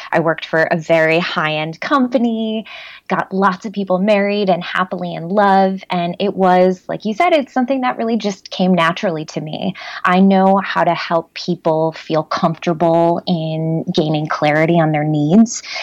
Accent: Chicago, Illinois, United States; I'm from Chicago, born and raised.

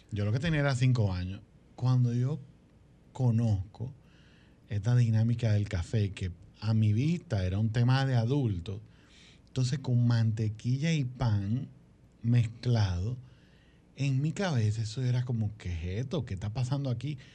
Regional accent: Santo Domingo, Distrito Nacional, Dominican Republic; yo nací en Santo

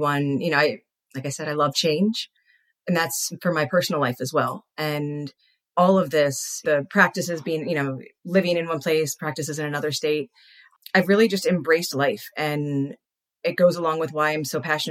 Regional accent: Philadelphia, Pennsylvania, United States; now in Arizona, United States; I'm from Philly

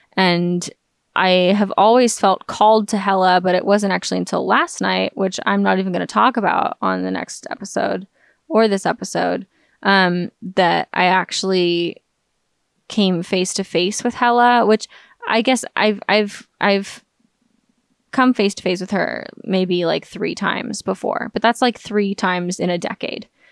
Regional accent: United States; the scientific atheism that I've been exposed to my entire life growing up in America

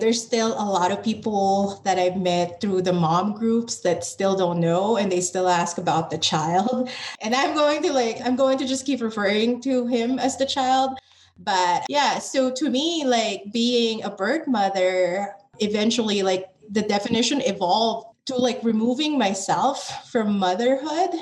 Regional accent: Philippines; moved away as an adult; now in United States; I identify as Filipino American because I am a Filipino born in the Philippines

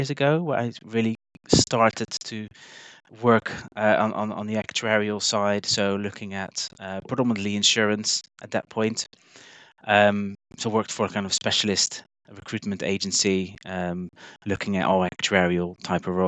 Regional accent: Netherlands; moved away as an adult; now in Bristol, United Kingdom; I'm originally from the Netherlands

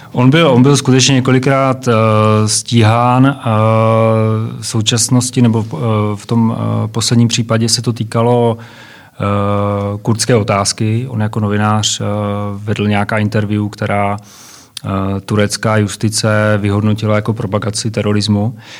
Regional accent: Czechia; u nás v Čechách nebo v Československu

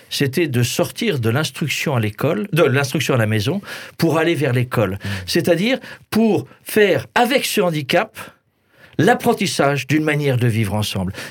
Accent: Alsace, Grand Est, France; je suis alsacien.

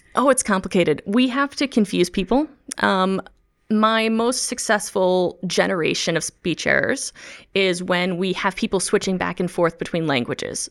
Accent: the Midwest, near the Chicago area, Illinois, United States; first language English; moved away; I'm a native English speaker. I grew up in the Midwest in the United States of America, um, near the Chicago land area

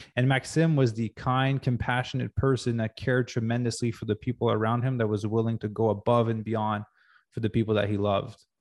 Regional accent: Quebec, Canada; now in Los Angeles, United States; growing up in Quebec

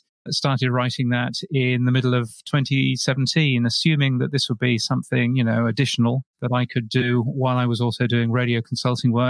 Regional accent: United Kingdom; accent: British; moved away as an adult; also born or lived in north of England / London; now in Brisbane, Australia; my ridiculous British accent

